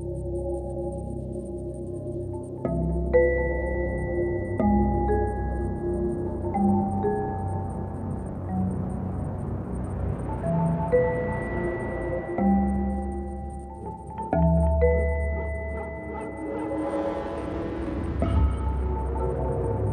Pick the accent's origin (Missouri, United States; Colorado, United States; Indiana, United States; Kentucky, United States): Kentucky, United States; Louisville; I'm 38 years old, and I'm from Louisville, Kentucky